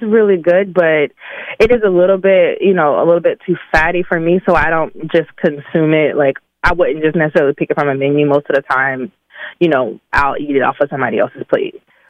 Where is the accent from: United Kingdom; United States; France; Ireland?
United States; Birmingham, Alabama; I'm from the Ham. Yes. I am from the Ham. I have to represent in my magic city.